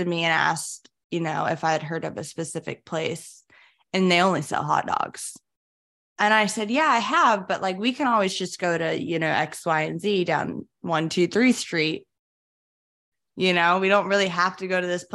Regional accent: Florida, United States; I grew up in Florida

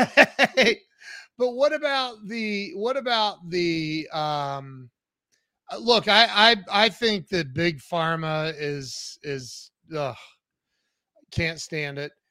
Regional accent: Ohio, United States; I'm from Ohio

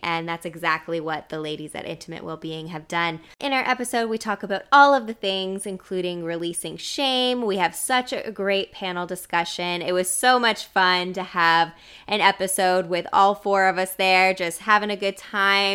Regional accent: East Coast, Canada; now in British Columbia, Canada; growing up on the East Coast

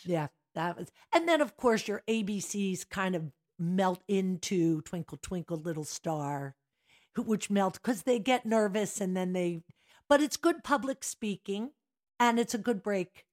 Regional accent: Drexel Hill, Pennsylvania, United States; also born or lived in Philadelphia; I grew up in Drexel Hill, St. Dorothy's Parish

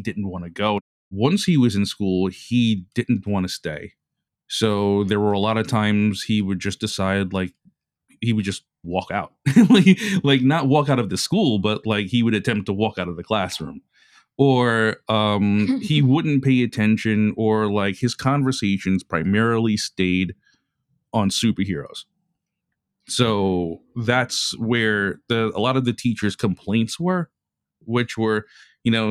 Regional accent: New York City, New York, United States; I was born and raised in Brooklyn and in Bay Ridge, Brooklyn

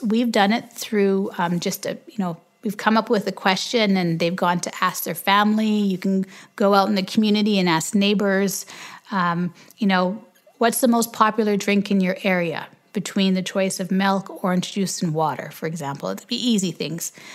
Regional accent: Canada; we're Canadian

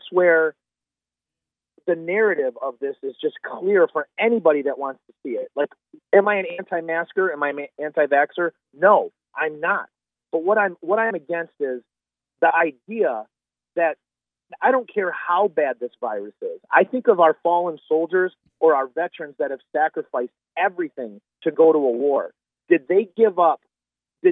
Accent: United States; I'm a Christian, and I'm an American

